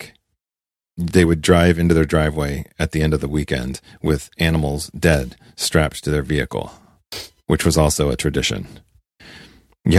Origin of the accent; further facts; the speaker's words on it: the West, United States; I was raised in the West